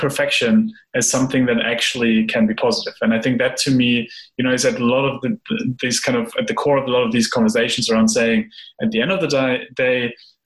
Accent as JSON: {"language": "English", "country": "Germany", "tie": "born or raised there", "said": "I grew up in a country where, you know, we get trained in the idea of avoid uncertainty, avoid ambiguity, plan everything. So I'm from Germany."}